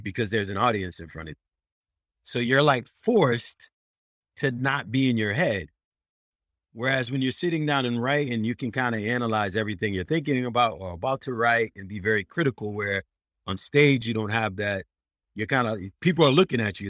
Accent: Worcester, Massachusetts, United States; I did it in my hometown, in my home city, and, uh, uh, and it's in Worcester, Mass. I'm a Boston comedian, but I'm, I'm from Worcester

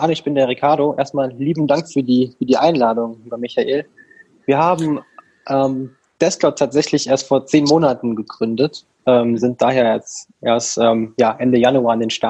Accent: Rhineland, Germany; Also wir kommen hier aus dem Rheinland

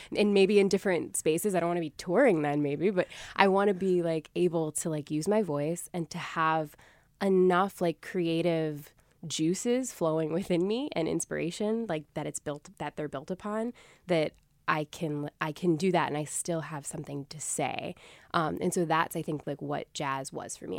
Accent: Springfield, Massachusetts, United States; the community music school in my hometown of Springfield, Massachusetts

